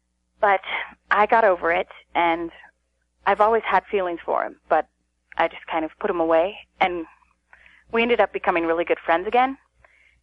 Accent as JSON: {"language": "English", "town": "Fort Collins", "region": "Colorado", "country": "United States", "said": "I'm from Colorado, Fort Collins."}